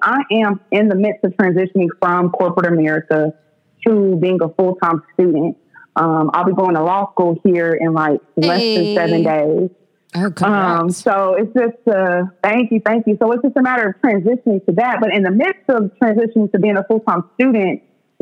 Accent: Oklahoma City, Oklahoma, United States; I'm born and raised in Oklahoma City, shout out to the East Side

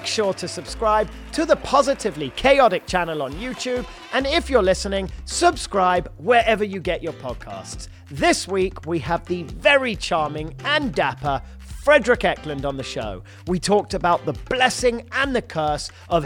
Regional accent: London, United Kingdom; moved away as an adult; now in Los Angeles, United States; I'm from London, born and raised, and I've been in L.A. 16 years

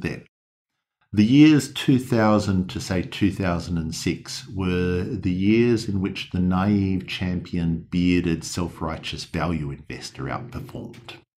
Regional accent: Australia; accent: Australian; the ones that speak in my accent

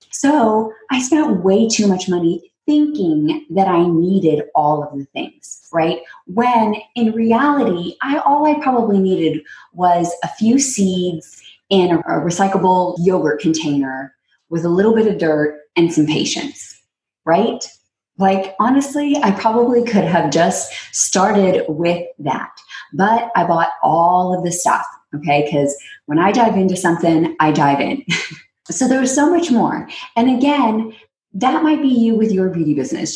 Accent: Texas, United States; also born or lived in New York; now in California, United States; Texas when I grew up

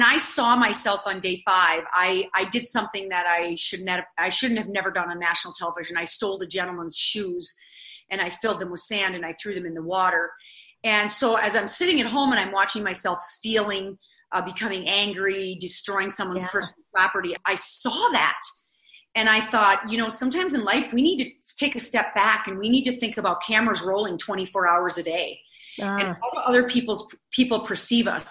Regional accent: Eureka, South Dakota, United States; I'm from South Dakota.

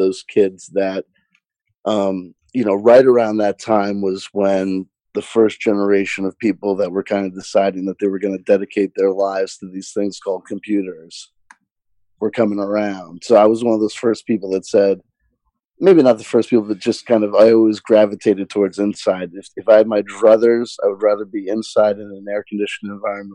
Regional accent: New Jersey, United States; I grew up in New Jersey

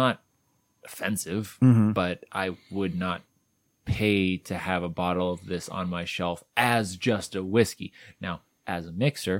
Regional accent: Cleveland, Ohio, United States; I'm from Cleveland

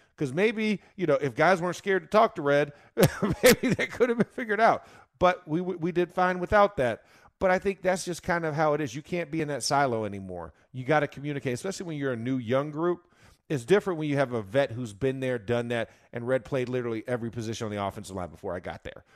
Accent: Florida, United States; I'm from Florida

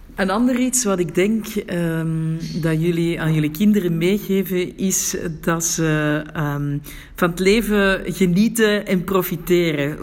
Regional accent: Antwerp, Flanders, Belgium; moved away as an adult; now in Morocco; We zijn allebei van Merksem

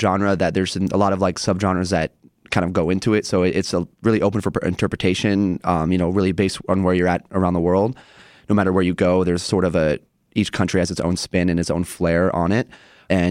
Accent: Portland, Oregon, United States; moved away as an adult; now in Chicago, United States; I grew up on the West Coast in Portland, and I did college radio out there

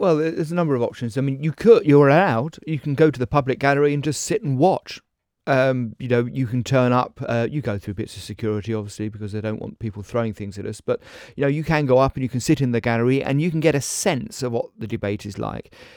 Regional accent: Essex, East of England, United Kingdom; moved away; I was raised in Essex

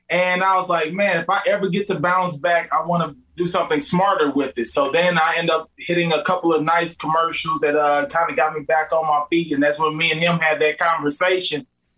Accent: Midwest, United States; We're just from the Midwest.

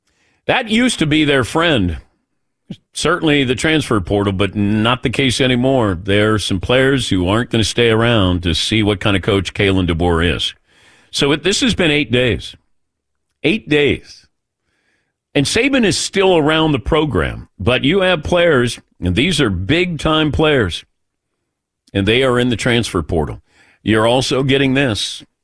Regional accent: Ohio, United States; growing up in Ohio, I understand, you know, when you talk bad about the Buckeyes, people want to come after you.

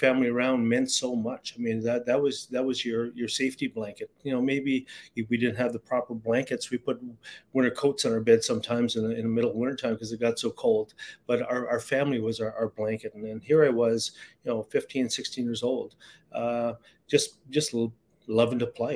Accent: Garden River, Ontario, Canada; growing up in Garden River was, it was trying

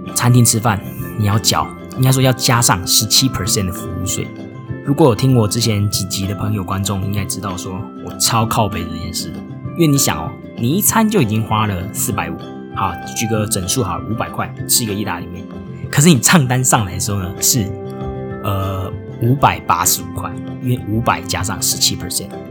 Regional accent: Tainan, Taiwan; moved away as an adult; also born or lived in Japan; now in Singapore; 我也是只有在台湾出生长大

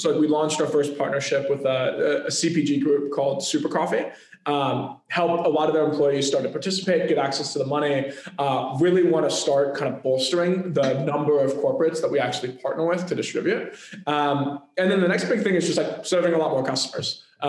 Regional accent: Chicago, Illinois, United States; now in Silicon Valley, United States; I'm coming from Chicago. I think the biggest thing that changed my startup career was coming out here.

